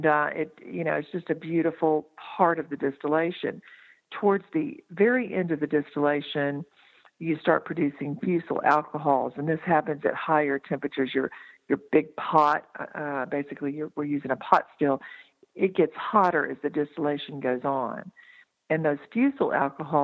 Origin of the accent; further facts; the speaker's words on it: Texas, United States; now in Asheville, United States; I grew up in Texas.